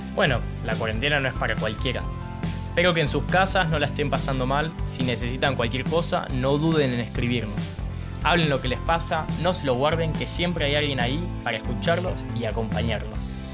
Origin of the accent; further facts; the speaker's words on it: Ushuaia, Tierra del Fuego, Argentina; Tengo 16 años, nací acá en Ushuaia, voy al Colegio Nacional de Ushuaia